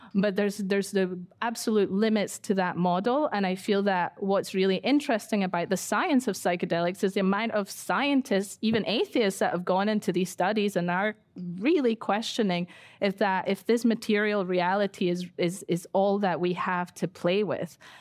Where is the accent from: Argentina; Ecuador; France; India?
Ecuador; now in United Kingdom; I grew up in Ecuador for ten years and I've been in the U K for twenty-five years